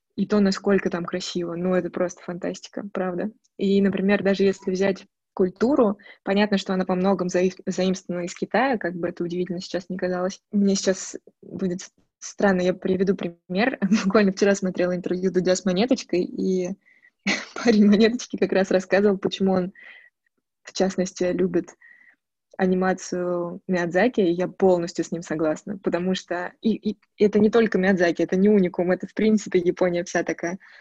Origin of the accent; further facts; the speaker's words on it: Moscow, Russia; now in Chernogolovka, Russia; я родилась в Москве, коренная москвичка